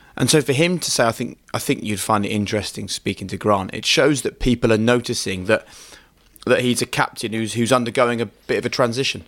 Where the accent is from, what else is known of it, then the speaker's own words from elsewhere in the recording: United Kingdom; we're British